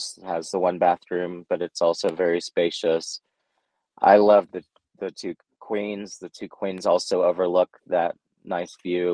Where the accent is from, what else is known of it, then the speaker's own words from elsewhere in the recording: Texas, United States; moved away as an adult; now in New Mexico, United States; I was born in Texas, and so I went to East Texas State